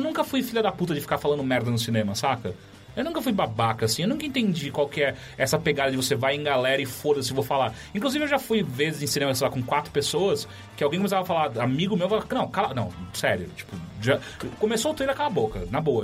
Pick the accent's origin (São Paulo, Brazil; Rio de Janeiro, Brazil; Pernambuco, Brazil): São Paulo, Brazil; Quando eu era moleque, eu cresci na Zona Norte